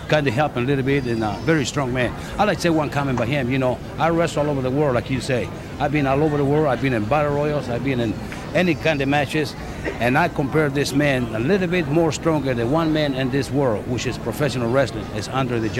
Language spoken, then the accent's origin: English; San Antonio, Texas, United States; my hometown is in San Antonio.